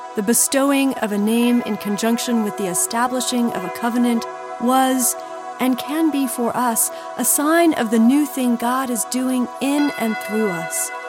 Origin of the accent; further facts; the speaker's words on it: Los Angeles, California, United States; growing up in Los Angeles, a busy, buzzy city